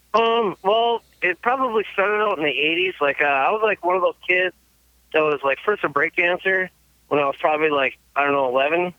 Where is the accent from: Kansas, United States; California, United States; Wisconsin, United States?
Wisconsin, United States; Manitowoc County, near Green Bay; it's like Manitowoc County, Green Bay, like area